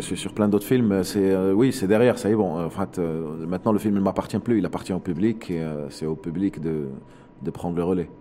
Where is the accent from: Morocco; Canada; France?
Morocco; En tant que Marocain